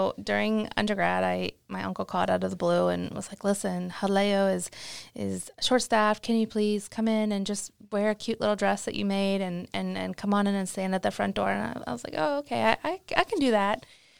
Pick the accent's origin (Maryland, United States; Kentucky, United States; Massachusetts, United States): Maryland, United States; I'm from Maryland. Didn't go that far away from home.